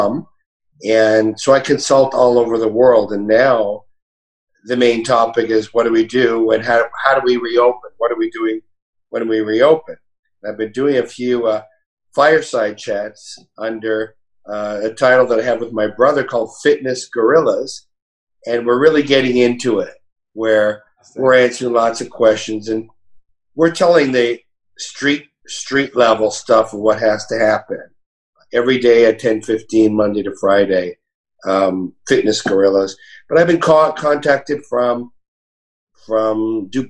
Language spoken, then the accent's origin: English; Montreal, Quebec, Canada; moved away; also born or lived in Toronto, Canada; I'm Canadian. I was born in Montreal